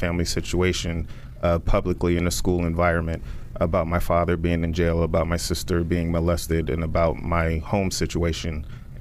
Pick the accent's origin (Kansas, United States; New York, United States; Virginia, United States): New York, United States; Poughkeepsie; I'm from Poughkeepsie, New York